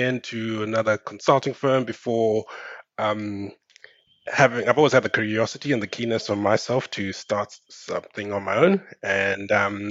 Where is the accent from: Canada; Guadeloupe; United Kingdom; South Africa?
South Africa; Cape Town, Western Cape; moved away as an adult; also born or lived in Zimbabwe / Auckland, New Zealand / Australia; I'm originally from Zimbabwe. I grew up and I did my uni in South Africa in Cape Town